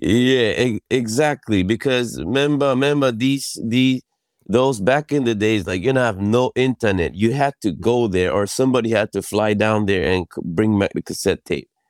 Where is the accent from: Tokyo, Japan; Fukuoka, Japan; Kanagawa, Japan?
Kanagawa, Japan; Yokohama; also born or lived in Brooklyn; I was born in Yokohama, Japan